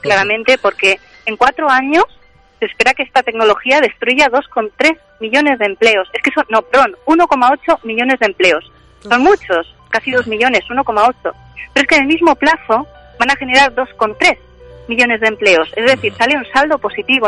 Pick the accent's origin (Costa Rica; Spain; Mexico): Spain; cómo somos los españoles